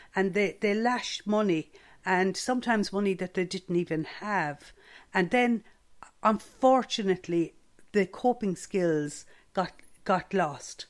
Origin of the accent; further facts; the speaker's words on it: Stradbally, Leinster, Ireland; growing up in Stradbally